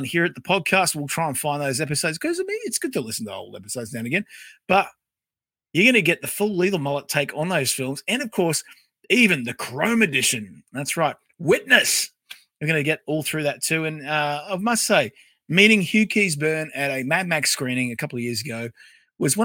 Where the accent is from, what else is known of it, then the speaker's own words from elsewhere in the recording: Australia; also born or lived in Tasmania / Queensland; I'm Australian, you know. Might be part Taswegian, part Queenslander, part whatever. But I tell you what, full-blooded Aussie